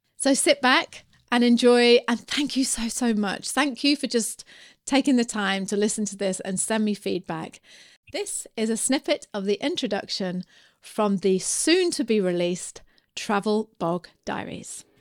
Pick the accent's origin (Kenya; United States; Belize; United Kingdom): United Kingdom; I'm British